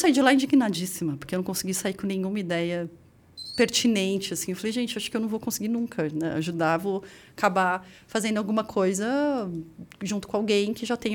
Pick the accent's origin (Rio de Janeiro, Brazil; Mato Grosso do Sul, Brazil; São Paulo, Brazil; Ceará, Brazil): São Paulo, Brazil; Ali na Vila Formosa, você